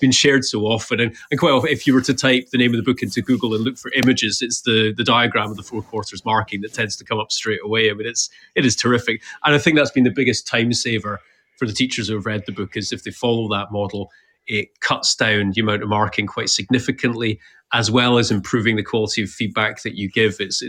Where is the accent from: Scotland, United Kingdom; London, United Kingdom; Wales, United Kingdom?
Scotland, United Kingdom; Edinburgh; moved away as an adult; also born or lived in Dubai; I'm from Edinburgh and I was very happily settled